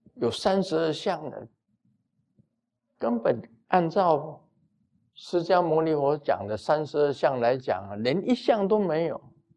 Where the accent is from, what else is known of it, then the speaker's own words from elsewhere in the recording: Taiwan; 我们台湾很多从福建过来的，早期的移民到台湾来的